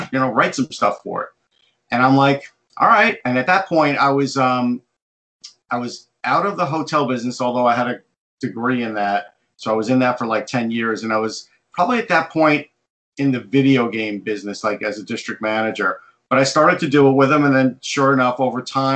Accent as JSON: {"language": "English", "area": "Long Island", "region": "New York", "country": "United States", "tie": "born or raised there", "said": "I grew up on Long Island"}